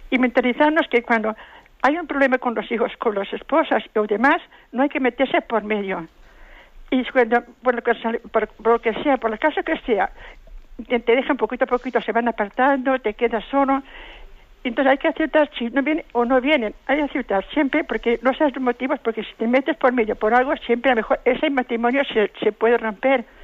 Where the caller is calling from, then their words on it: Valencia, Valencian Community, Spain; Buenos días. … de Valencia.